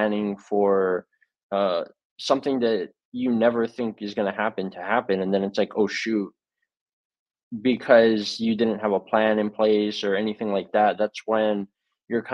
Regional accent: Hawaii, United States; I was born and raised in Hawaii

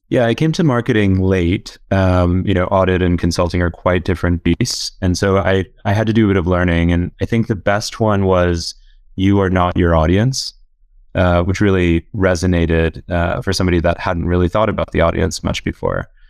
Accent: Orlando, Florida, United States; moved away as an adult; also born or lived in South Carolina / Oxford; I'm from Orlando, Florida, originally

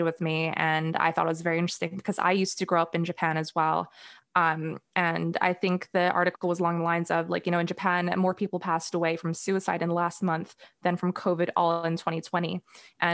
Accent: Singapore; growing up in Singapore

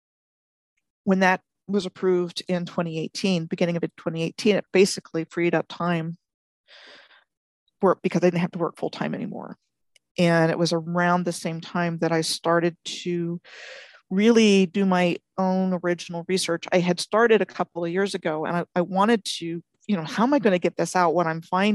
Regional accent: United States; I was born outside of Washington, D.C. in 63

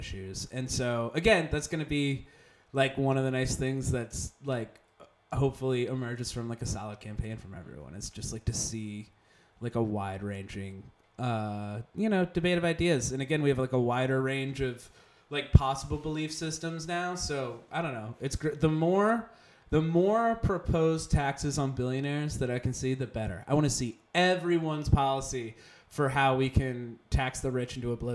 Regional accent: West Chester, Pennsylvania, United States; moved away as an adult; also born or lived in Philadelphia, Pennsylvania; Westchester, Pennsylvania is suburban Philadelphia

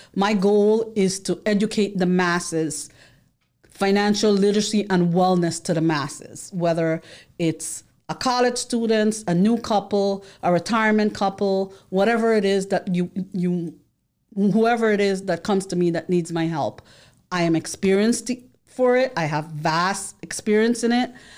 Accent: New York City, New York, United States; we grew up in the Bronx. We lived most of our life in the Bronx

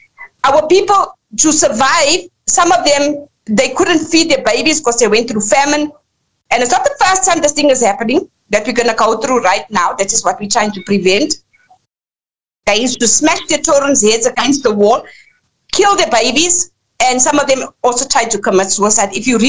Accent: Lesotho; our people had to go into exile from, we come from Basutoland, which Basutoland was only created in 1886. Lesotho was only created in 1966

